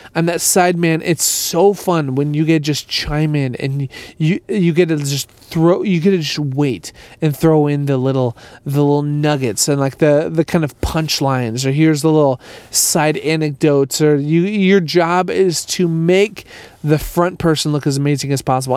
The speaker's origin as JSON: {"language": "English", "town": "Minneapolis", "region": "Minnesota", "country": "United States", "tie": "born or raised there", "moved": "yes", "said": "I'm back in Minneapolis. I'm back in my hometown"}